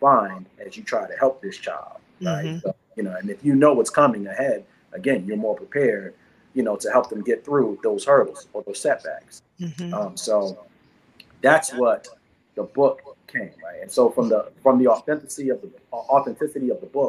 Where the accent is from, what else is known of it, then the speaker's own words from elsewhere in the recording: Washington, District of Columbia, United States; moved away; also born or lived in Brooklyn, New York; was raised in DC